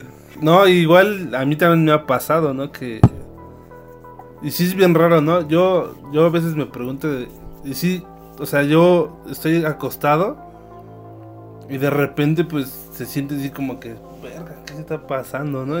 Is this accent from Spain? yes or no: no; Mexico; nosotros como mexicanos